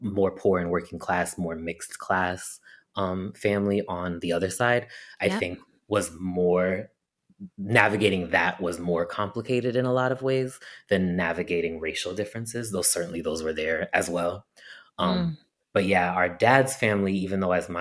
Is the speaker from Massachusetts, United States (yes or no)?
yes; Amherst, Massachusetts, United States; also born or lived in Boston, Massachusetts / Iowa City, Iowa; I say Amherst, Massachusetts, because that's where I spent the majority of my childhood